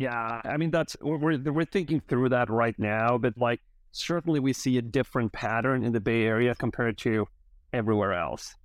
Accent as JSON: {"language": "English", "country": "Sweden", "tie": "born or raised there", "moved": "yes", "said": "I, I grew up in Sweden"}